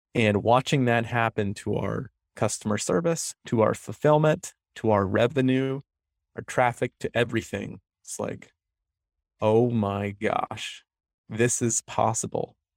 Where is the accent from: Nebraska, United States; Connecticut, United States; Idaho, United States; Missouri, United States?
Connecticut, United States; moved away as an adult; also born or lived in Orono, Maine; now in Portland, United States; I'm from Connecticut. I grew up there, came here for biomedical engineering undergrad